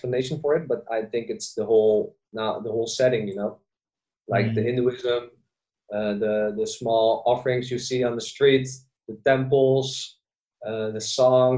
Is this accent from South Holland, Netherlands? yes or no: yes; Zoetermeer, South Holland, Netherlands; also born or lived in Bali; living in the Netherlands, born and raised in Zoetermeer, Sweet Lake City as well. It's a small town next to The Hague.